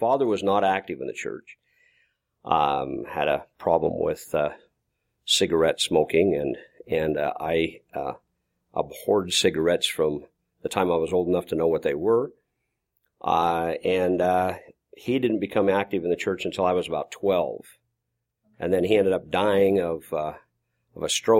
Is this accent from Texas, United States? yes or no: no; Malta, Idaho, United States; I grew up in Malta, Idaho